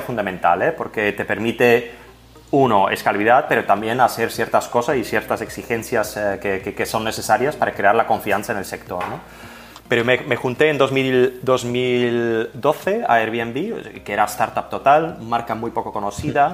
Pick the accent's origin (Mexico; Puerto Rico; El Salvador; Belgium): Belgium; Flanders; first language Dutch (Flemish); Spanish is a second language; moved away as an adult; now in Barcelona, Spain; Yo vengo de Bélgica, pero del, del, lado norte, o sea que mi idioma materno es el holandés o el flamenco